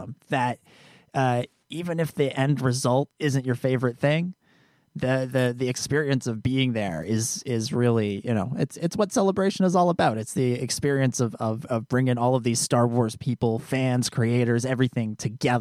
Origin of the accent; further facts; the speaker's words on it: Canada; as a Canadian, we don't have Carl's Jr.